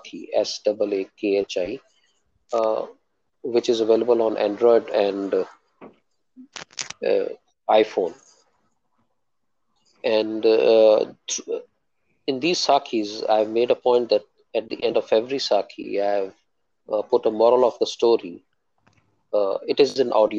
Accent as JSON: {"language": "English", "town": "Jalandhar", "region": "Punjab", "country": "India", "tie": "born or raised there", "also_born_or_lived": "Amritsar / Rohtak", "moved": "as an adult", "lives_now": "Bahrain", "said": "I'm born and brought up in Punjab, Jalandhar"}